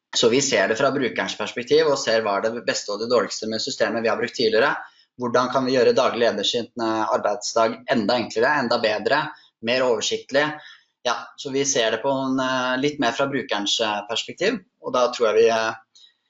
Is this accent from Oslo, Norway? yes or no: yes; Oslo, Norway; Jeg er 29 eh, år fra Oslo